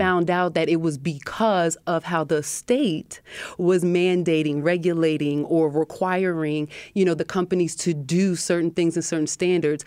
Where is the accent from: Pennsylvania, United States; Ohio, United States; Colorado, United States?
Pennsylvania, United States; Harrisburg; my upbringing in Harrisburg